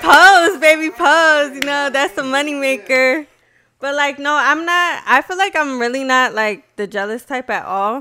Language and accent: English; Aurora, Colorado, United States; I grew up on West Side.